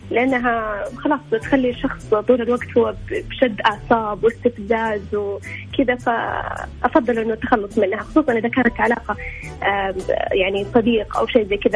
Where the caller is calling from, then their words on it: Medina, Medina Province, Saudi Arabia; آه، من المدينة